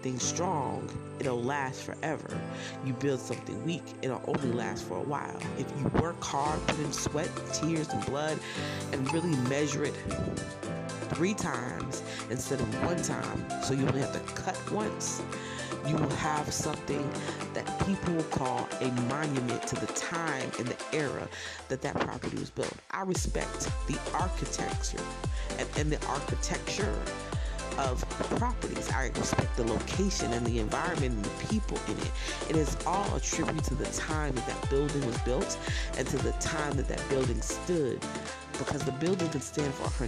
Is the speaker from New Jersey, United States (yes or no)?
yes; Browns Mills, New Jersey, United States; I was born in North, but I was raised, once I got adopted, in Brownsville, New Jersey